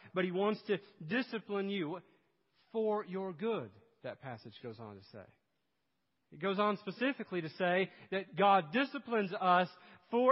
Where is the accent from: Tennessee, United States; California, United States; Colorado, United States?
Tennessee, United States; East; moved away; I grew up in East Tennessee